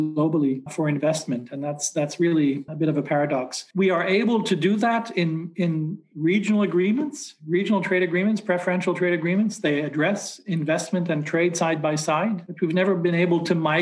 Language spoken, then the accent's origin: English; Montreal, Quebec, Canada; I grew up in Montreal, and the number one industry, the number one employer in my hometown when I was a kid was textiles and clothing